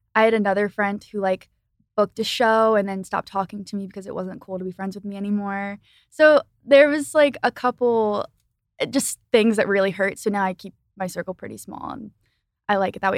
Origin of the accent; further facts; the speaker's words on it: Philadelphia, Pennsylvania, United States; I lived in, I grew up in Philly